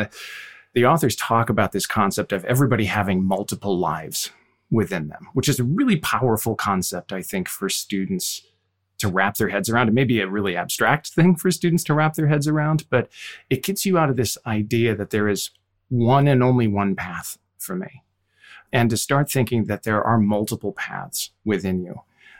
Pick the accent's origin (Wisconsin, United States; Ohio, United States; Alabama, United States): Wisconsin, United States; I'm from Wisconsin